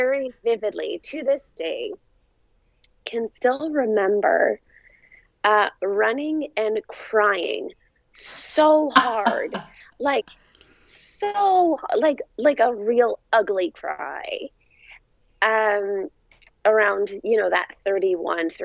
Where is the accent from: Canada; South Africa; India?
Canada; Fredericton, New Brunswick; now in Vancouver, Canada; I grew up in Fredericton, New Brunswick, so in the Atlantic provinces